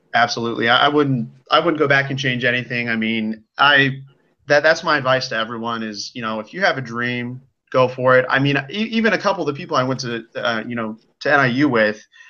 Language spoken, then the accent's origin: English; United States; I am from the Quad Cities, so that's kind of on the border of Iowa and Illinois